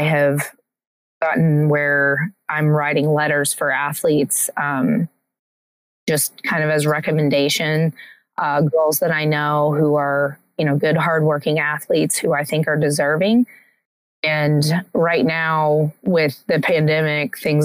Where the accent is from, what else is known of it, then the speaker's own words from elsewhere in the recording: Tulsa, Oklahoma, United States; also born or lived in Virginia; now in North Carolina, United States; I'm originally from Tulsa, Oklahoma